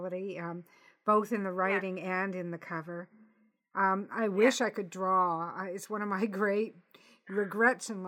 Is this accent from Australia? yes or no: no; Canada; I'm Canadian